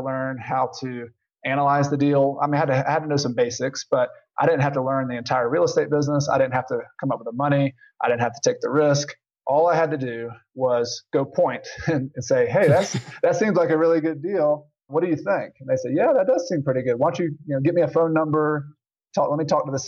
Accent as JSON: {"language": "English", "region": "the South", "country": "United States", "tie": "born or raised there", "said": "I grew up in the South and we'd go out in the country."}